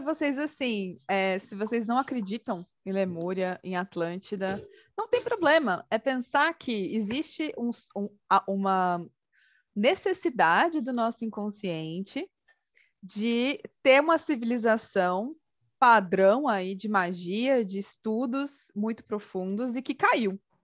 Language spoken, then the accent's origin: Portuguese; Brazil; como brasileiros